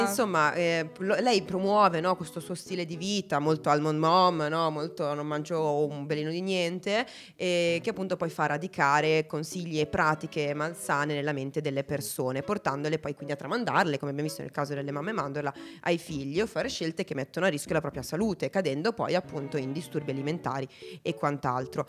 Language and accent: Italian; Italy; noi siamo italiani